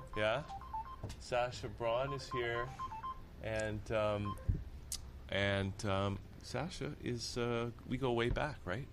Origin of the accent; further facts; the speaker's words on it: Niagara Peninsula, Ontario, Canada; my hometown is in the Niagara Peninsula